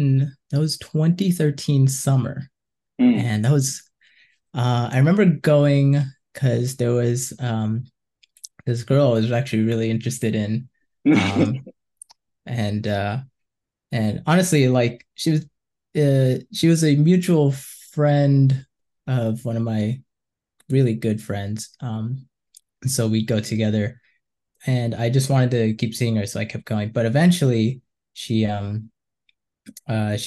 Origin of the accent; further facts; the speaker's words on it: Boca Raton, Florida, United States; also born or lived in Gainesville, Florida; I was born and raised in South Florida in Boca Raton